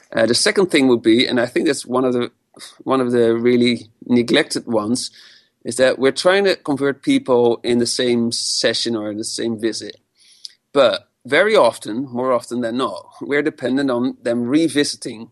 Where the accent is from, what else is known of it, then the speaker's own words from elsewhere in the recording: Amsterdam, North Holland, Netherlands; I come from Amsterdam, born and raised